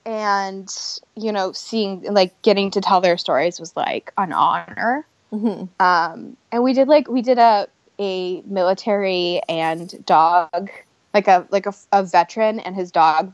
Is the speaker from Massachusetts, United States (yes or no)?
no; Ohio, United States; Like, I'm from Ohio. I didn't grow up in a house that hunts, but I understand hunting, you know?